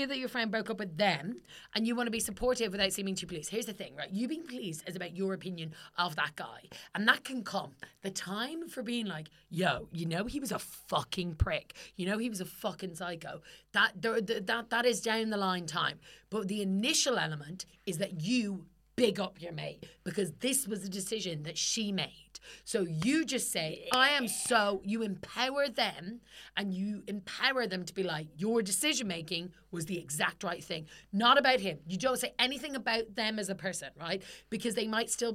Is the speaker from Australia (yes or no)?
no; Ireland; I'm Irish.